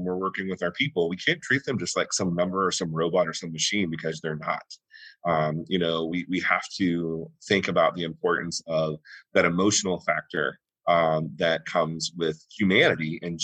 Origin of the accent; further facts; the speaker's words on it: the South, United States; my family, I was raised, we're from the South.